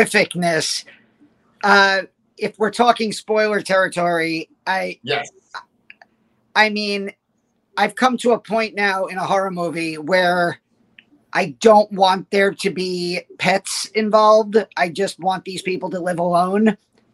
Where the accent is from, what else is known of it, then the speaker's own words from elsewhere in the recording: New York, United States; accent: New York; New York accent English